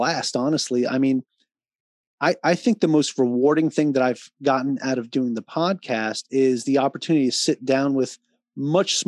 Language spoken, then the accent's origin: English; Long Island, New York, United States; moved away as an adult; also born or lived in Virginia; now in Hawaii, United States; I grew up on Long Island, New York.